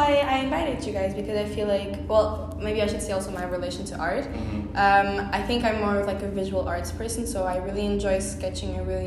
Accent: Portugal; I was born in Portugal

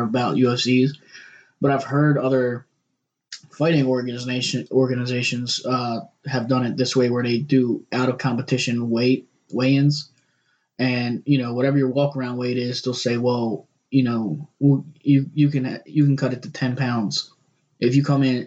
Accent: Baltimore, Maryland, United States; we're from Baltimore, both of us

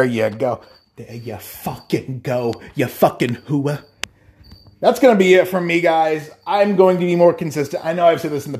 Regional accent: Iowa, United States; that I'm from Iowa

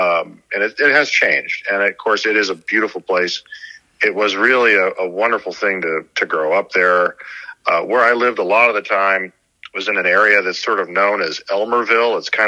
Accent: Sedona, Arizona, United States; moved away as an adult; also born or lived in Newburyport, Massachusetts; I grew up in Arizona, and I spent a lot of my life there. Growing up and then as an adult, before I had to camp to other places to work in television. But, I was actually born in Essex County, Massachusetts

